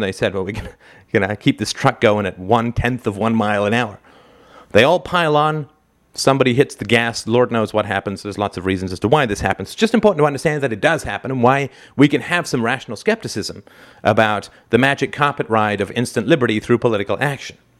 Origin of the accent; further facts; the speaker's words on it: Canada; I'm a Canadian